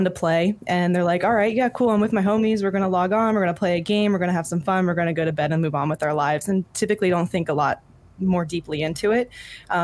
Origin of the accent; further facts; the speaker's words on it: Jim Thorpe, Pennsylvania, United States; I grew up in Jim Thorpe, Pennsylvania, in a very, very tiny town, northeast